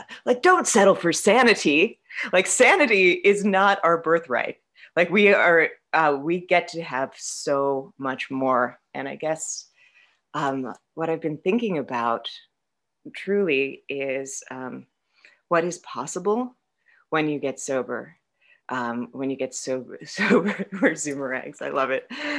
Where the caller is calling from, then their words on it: Vermont, United States; I'm an alcoholic. I'm calling from Vermont